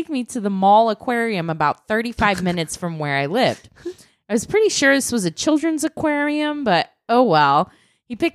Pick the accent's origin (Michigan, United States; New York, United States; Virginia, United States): Michigan, United States; I was leaving for Cincinnati, Ohio in the fall, and I'm from Michigan.